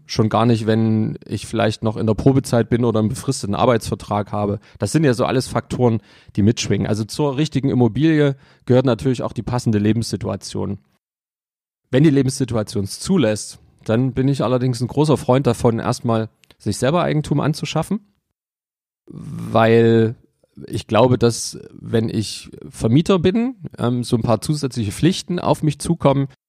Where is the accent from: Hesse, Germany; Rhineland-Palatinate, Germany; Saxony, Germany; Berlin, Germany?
Saxony, Germany; Leipzig; also born or lived in Munich; also ich bin gebürtiger Leipziger, ich habe mal fünf Jahre in München gelebt und ähm, das waren die Jahre 2000 bis 2004.